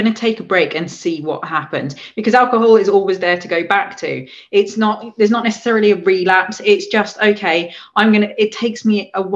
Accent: England, United Kingdom; moved away; I'm the English person there

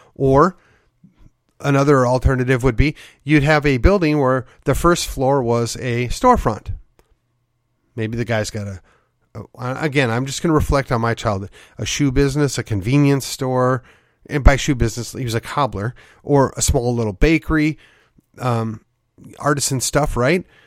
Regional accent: Midwest, United States; now in McKinney, United States; I grew up in the Midwest

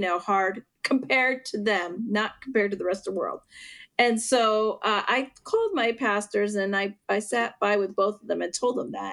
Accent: western northwestern Pennsylvania, United States; also born or lived in Puerto Rico; I grew up most of um, my life in western northwestern Pennsylvania, where my dad's from

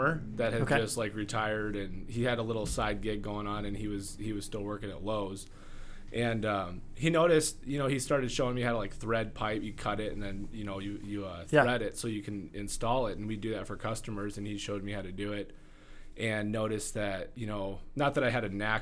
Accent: Rapid City, South Dakota, United States; I grew up here in Rapid

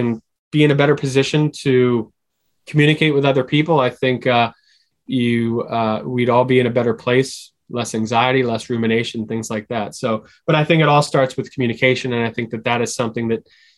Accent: Philadelphia, Pennsylvania, United States; I'm from Philadelphia

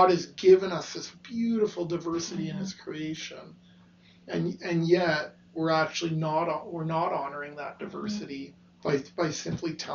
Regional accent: Canada; for myself growing up in Canada, I knew so sadly, sadly, and embarrassingly, knew so little about the atrocities

